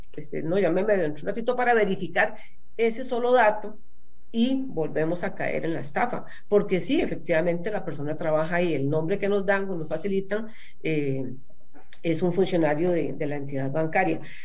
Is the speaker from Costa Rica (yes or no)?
yes; Costa Rica